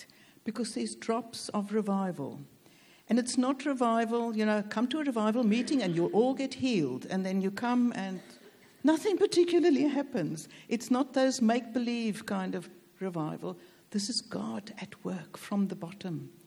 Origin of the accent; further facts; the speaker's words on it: South Africa; moved away; also born or lived in Cape Town, South Africa; Though I'm South African, my dad was British and moved to South Africa, so I've got a stake in this nation, do you see? So I'm British South African